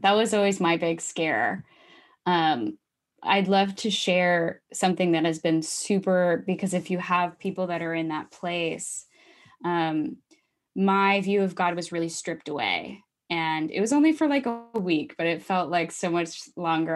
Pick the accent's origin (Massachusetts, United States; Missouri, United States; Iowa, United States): Iowa, United States; moved away as an adult; also born or lived in Minneapolis; I grew up in Iowa, and I went to Minneapolis